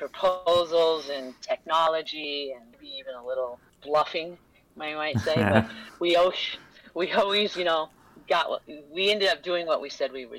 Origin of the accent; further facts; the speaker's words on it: Los Angeles, California, United States; moved away as an adult; also born or lived in St. Paul, Minnesota; now in Minnesota, United States; I was born in Los Angeles, California